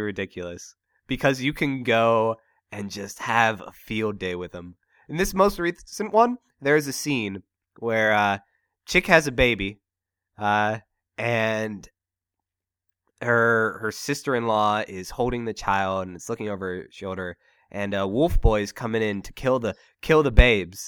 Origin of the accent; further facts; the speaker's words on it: United States; I'm an American